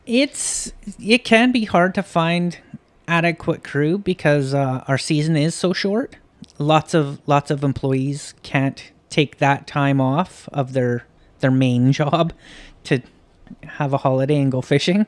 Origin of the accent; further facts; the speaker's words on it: a little town just outside of Kamloops, British Columbia, Canada; moved away; In the interior. a little town just outside of Kamloops.